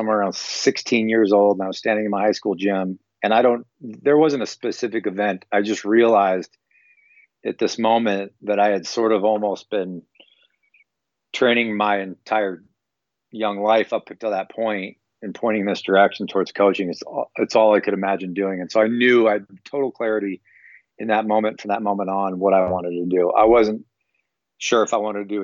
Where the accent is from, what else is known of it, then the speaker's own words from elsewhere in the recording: Longview, Washington, United States; moved away as an adult; also born or lived in Orange County, California; I grew up in Longview, Washington, so, you know, smaller town, Northwest, and went to college 1,000 miles away from home.